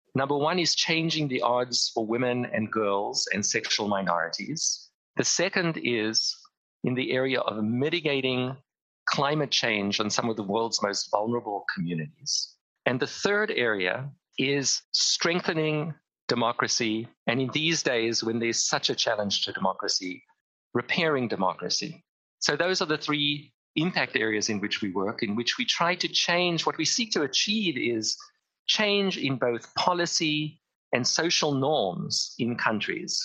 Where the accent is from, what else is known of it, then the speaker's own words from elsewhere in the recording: Cape Town, Western Cape, South Africa; I grew up in Cape Town, South Africa, at the height of the apartheid regime